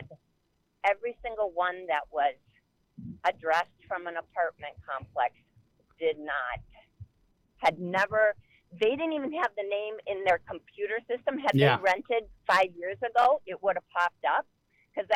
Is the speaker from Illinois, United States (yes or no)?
no; Wisconsin, United States; moved away; I'm from Wisconsin, but I haven't lived there in probably 30 years